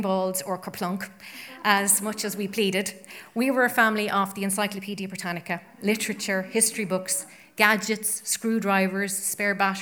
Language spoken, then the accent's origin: English; Ireland; as an Irish woman and citizen